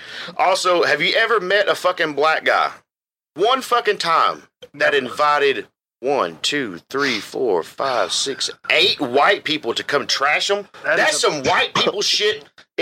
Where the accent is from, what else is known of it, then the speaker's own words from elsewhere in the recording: the South, United States; Because I can relate to what he does only because we're from the South.